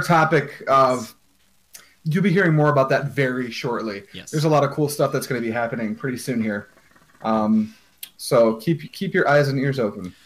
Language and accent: English; United States; as an American